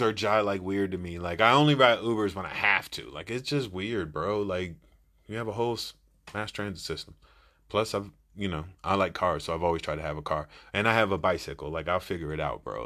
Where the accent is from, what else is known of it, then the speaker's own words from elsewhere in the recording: Silver Spring, Maryland, United States; I'm from Silver Spring